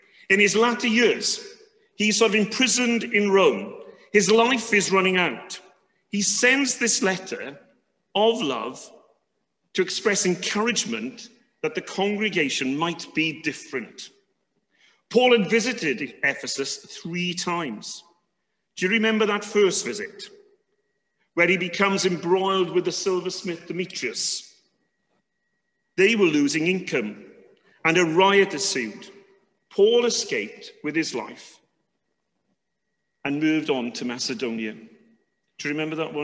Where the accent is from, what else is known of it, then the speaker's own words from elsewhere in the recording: United Kingdom; being British